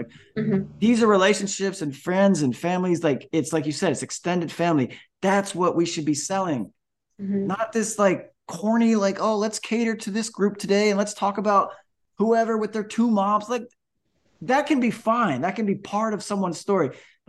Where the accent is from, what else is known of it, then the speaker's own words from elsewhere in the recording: Kansas, United States; never come across in regular life where we're from. Definitely not in small town Kansas.